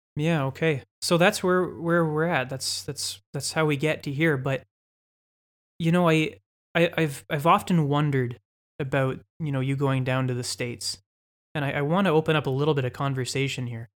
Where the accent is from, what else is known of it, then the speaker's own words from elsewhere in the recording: London, Ontario, Canada; also born or lived in Toronto; I'm from London. I'm from the city that we're recording this podcast in. the great city of London, Ontario, Canada. I grew up in the West End